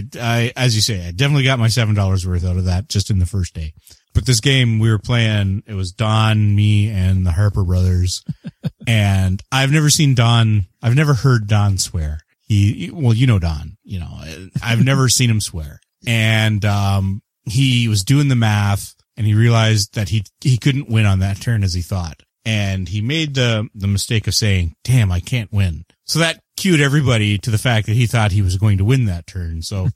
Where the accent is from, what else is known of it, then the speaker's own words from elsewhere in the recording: Canada; And I am the Canadian.